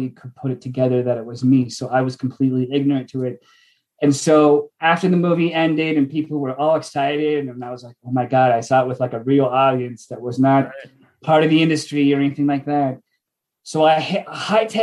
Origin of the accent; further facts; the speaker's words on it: United States; moved away; I'm from Washington. And I went home to see it with my family